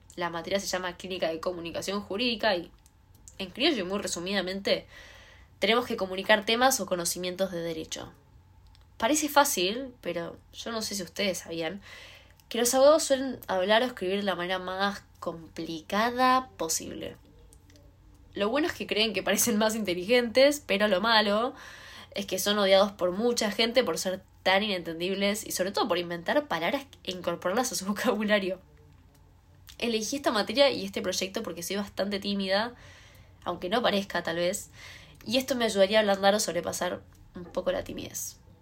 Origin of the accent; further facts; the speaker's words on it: Buenos Aires, Argentina; soy de Cava. Cerca del obelisco, por ahí, me encuentro yo.